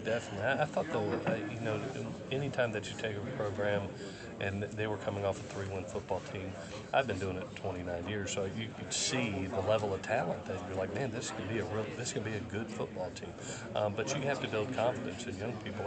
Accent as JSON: {"language": "English", "region": "Southeast", "country": "United States", "tie": "born or raised there", "also_born_or_lived": "West Coast", "lives_now": "Statesboro, United States", "said": "I grew up in the Southeast"}